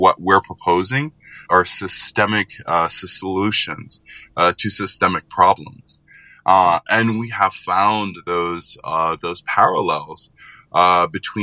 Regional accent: New Orleans, Louisiana, United States; growing up in New Orleans

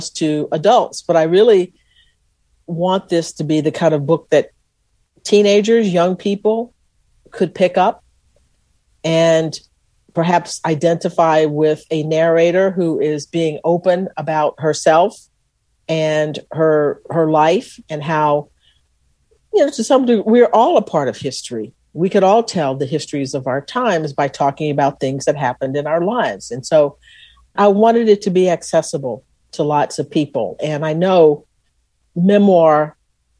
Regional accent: Texas, United States; I was from Texas

